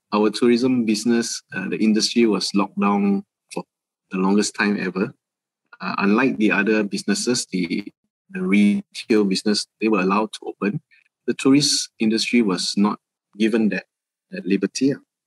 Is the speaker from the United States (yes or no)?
no; Malaysia; just basically being Malaysian. So we thought that was one of the most important thing that we all, it's the everyday things that we see in Malaysia